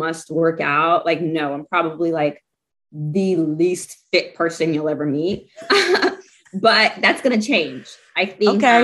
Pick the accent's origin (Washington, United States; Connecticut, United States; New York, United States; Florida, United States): Washington, United States; Seattle; growing up in Seattle, Washington